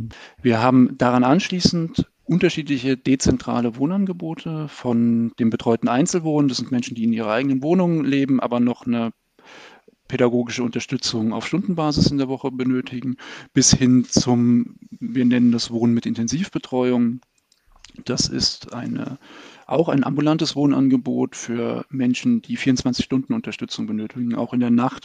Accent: Baden-Württemberg, Germany; moved away as an adult; now in Berlin, Germany; ich bin in Baden-Württemberg zur Schule gegangen

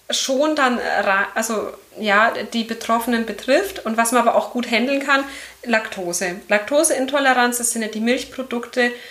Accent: Erlangen, Bavaria, Germany; ich komme aus Erlangen, bin 33 Jahre alt

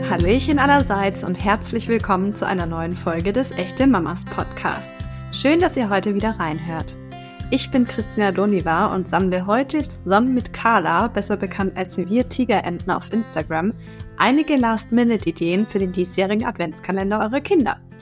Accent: Germany; bei uns in Deutschland

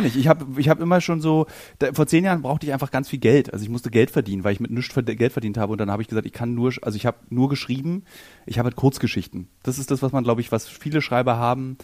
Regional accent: Berlin, Germany; als Berliner ist mein Handlungsspielraum ist, ist oft in Berlin

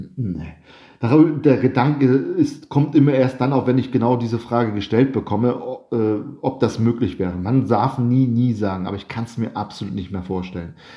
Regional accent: Germany; moved away as an adult; now in Sardinia, Italy; wir als Deutsche doch mehr Sprachen sprechen. Wir sprechen ein gutes Englisch, wir sprechen Deutsch

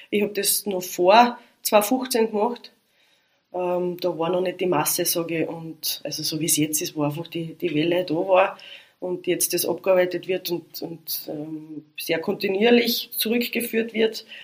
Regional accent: Carinthia, Austria; Also als Kärntner ist man, oder als Kärntnerin ist man da verwendet, weil ist ja nicht viel.

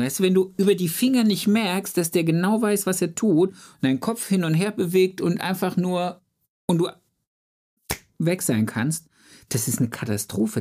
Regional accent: Germany; also born or lived in Ludwigsburg; bei uns in Deutschland

